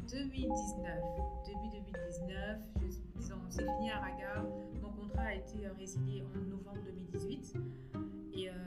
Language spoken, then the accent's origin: French; Kinshasa, DR Congo; also born or lived in Brazzaville, Republic of the Congo; je suis revenue à Kinshasa parce que j'ai mon bac à Brazzaville. Je suis revenue à Kinshasa. Mais je suis congolaise